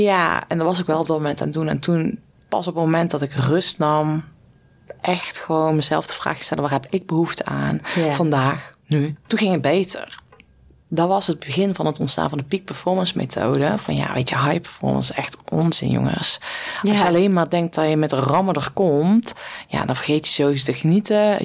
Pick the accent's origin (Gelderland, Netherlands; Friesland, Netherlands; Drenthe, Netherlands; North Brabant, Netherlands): North Brabant, Netherlands; accent: Brabant dialect; ik kwam als boerenmeisje uit Brabant met een dialect. Ik praatte toen platter als dat ik nu deed.